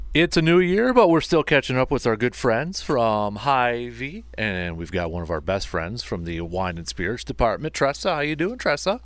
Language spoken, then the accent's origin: English; Medford, Wisconsin, United States; my hometown, uh, in Medford